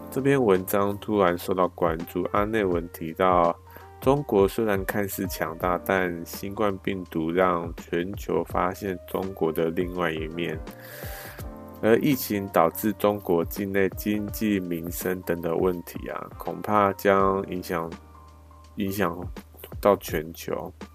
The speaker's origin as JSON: {"language": "Chinese", "country": "Taiwan", "said": "我们那个台湾"}